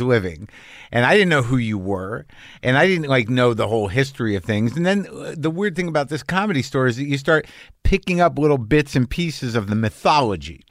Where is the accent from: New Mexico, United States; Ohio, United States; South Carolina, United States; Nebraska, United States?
New Mexico, United States; I grew up in New Mexico